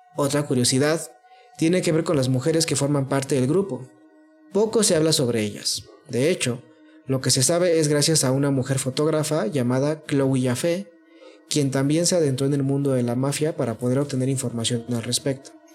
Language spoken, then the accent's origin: Spanish; Mexico; porque somos mexicanos